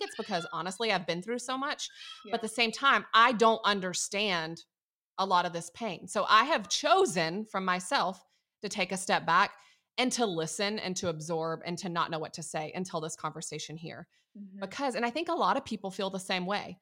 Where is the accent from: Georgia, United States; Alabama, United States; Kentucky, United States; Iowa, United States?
Georgia, United States; Atlanta; I'm from Atlanta